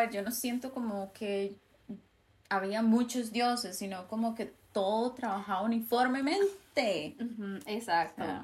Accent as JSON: {"language": "Spanish", "country": "Costa Rica"}